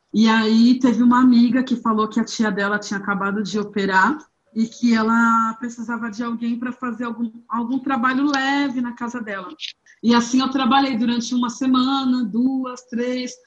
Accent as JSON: {"language": "Portuguese", "town": "Santos", "region": "São Paulo", "country": "Brazil", "tie": "born or raised there", "moved": "as an adult", "lives_now": "São Paulo, Brazil", "said": "eu nasci em Santos no dia 13 de maio de 1985"}